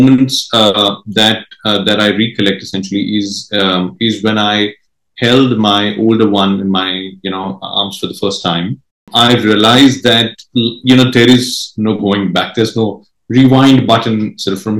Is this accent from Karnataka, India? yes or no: no; Mumbai, Maharashtra, India; first language Marathi; English is a second language; So my mother tongue is Marathi. I'm from Mumbai